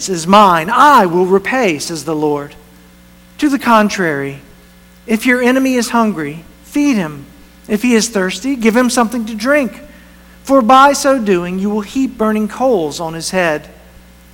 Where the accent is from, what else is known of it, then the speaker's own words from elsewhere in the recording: North Carolina, United States; moved away as an adult; it's the church that I first was a part-time youth pastor in when I was in college. It's my hometown